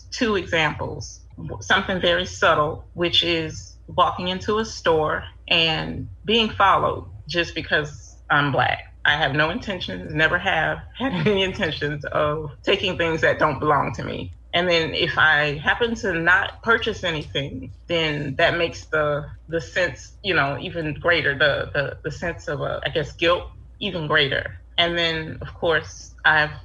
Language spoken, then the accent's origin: English; United States; I'm 47 years old, was born and raised in America